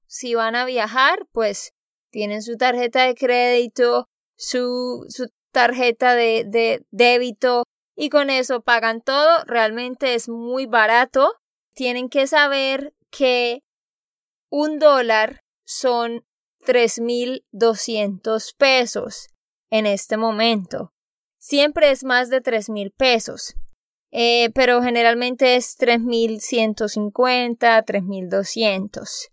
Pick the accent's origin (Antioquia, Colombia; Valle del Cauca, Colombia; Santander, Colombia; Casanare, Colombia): Santander, Colombia; moved away; de Santander, Colombia